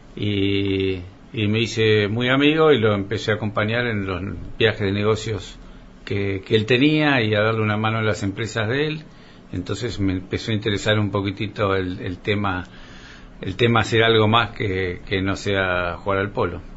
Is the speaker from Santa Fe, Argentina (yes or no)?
no; Coronel Suárez, Buenos Aires Province, Argentina; also born or lived in Rosario; soy un, un suarense, nací en Rosario